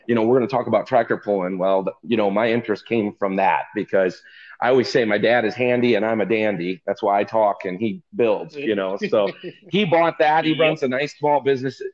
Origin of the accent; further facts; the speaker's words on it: Stuart, Illinois, United States; I'm from Stuart, Illinois. So I'm just south of Rochelle or Rockford, right up north central Illinois